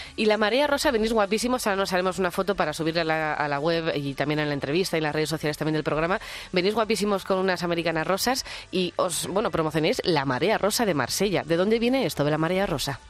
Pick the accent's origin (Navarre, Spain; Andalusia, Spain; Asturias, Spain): Navarre, Spain; Pamplona; moved away as an adult; now in Madrid, Spain; yo soy pamplónica y siempre, todavía no estoy ni empadronada aquí, llevo 11 años